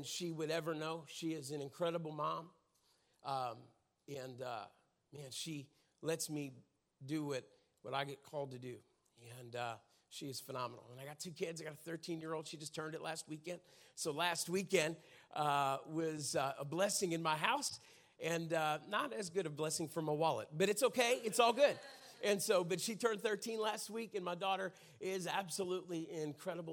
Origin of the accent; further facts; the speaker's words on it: Pittsburgh, Pennsylvania, United States; moved away; I grew up in Pittsburgh, Pennsylvania. And so grew up right in the city